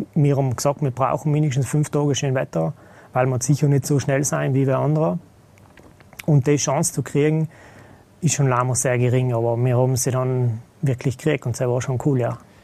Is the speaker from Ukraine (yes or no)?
no; South Tyrol, Trentino-Alto Adige, Italy; moved away as an adult; now in Vienna, Austria; ursprünglich bin ich Südtiroler